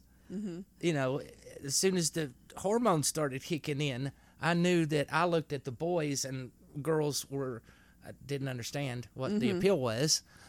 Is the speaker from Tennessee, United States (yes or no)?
yes; Knoxville, Tennessee, United States; born or raised there; accent: redneck